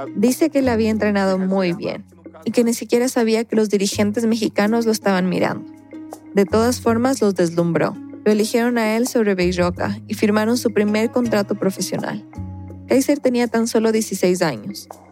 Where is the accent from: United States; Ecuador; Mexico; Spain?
Ecuador; en mi país, Ecuador